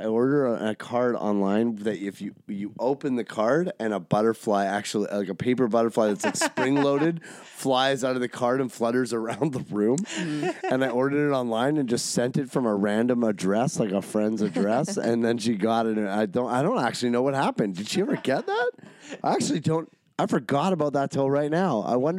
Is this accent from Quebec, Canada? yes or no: no; Ontario, Canada; We're from Ontario. We fucking keep our dogs on the floor and the spiders outside.